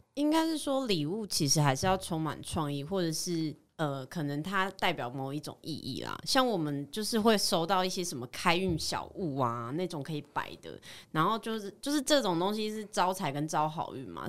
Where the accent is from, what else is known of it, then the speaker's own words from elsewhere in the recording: Kaohsiung, Taiwan; 因为高雄算是我老家，所以我就觉得，诶，刚好我，我家又生在就是港湾区